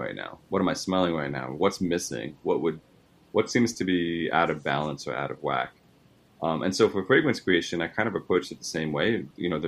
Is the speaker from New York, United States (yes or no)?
yes; New York, United States; I'm from New York, and my parents are Italian